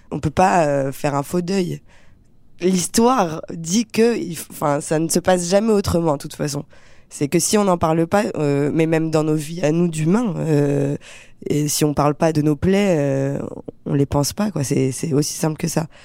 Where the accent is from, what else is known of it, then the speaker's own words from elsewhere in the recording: France; also born or lived in Algeria; Moi, j'ai grandi en France.